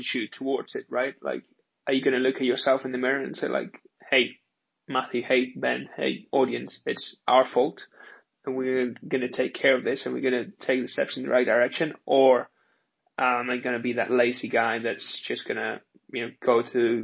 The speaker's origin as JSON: {"language": "English", "country": "Spain", "tie": "born or raised there", "also_born_or_lived": "United Kingdom", "moved": "as an adult", "said": "I was born in Spain and then lived in the UK for three and a half years. What I've realized about growing up in Spain"}